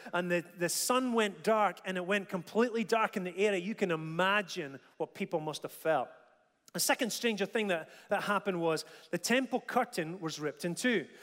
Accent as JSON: {"language": "English", "town": "Dundee", "region": "Scotland", "country": "United Kingdom", "tie": "born or raised there", "said": "When I was about five or six years old, uh, growing up in Dundee"}